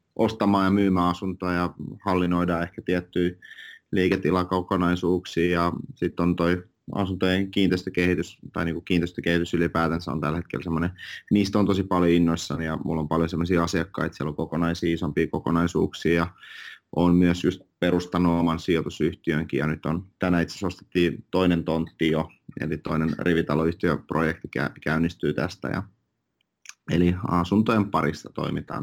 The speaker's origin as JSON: {"language": "Finnish", "country": "Finland", "tie": "born or raised there", "also_born_or_lived": "Russia", "first_language": "Finnish and Russian", "said": "mä olin viisivuotias, kun mä muutin Suomeen, että mä kaksi passia, äidin, äidinkielen suomi ja venäjä"}